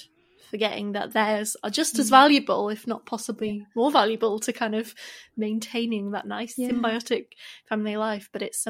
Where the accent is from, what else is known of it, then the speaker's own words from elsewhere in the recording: United Kingdom; we are British.